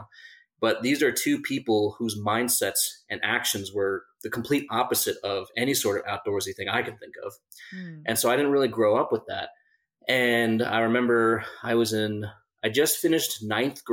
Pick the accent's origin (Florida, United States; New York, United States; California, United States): New York, United States; Lake Grove; I grew up on Long Island in Lake Grove, like right next to the center of Long Island